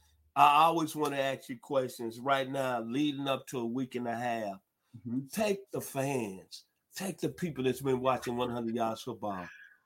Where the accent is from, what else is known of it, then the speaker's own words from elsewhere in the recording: Memphis, Tennessee, United States; back in my hometown, the 901